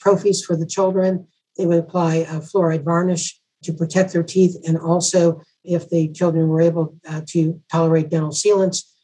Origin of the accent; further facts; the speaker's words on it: Southern California, United States; moved away as an adult; also born or lived in Valencia, California; now in Kentucky, United States; I'm originally from Southern California